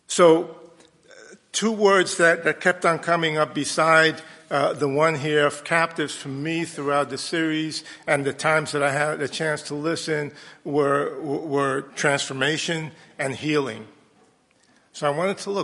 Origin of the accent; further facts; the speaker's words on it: New York City, New York, United States; I grew up in New York City in integrated schools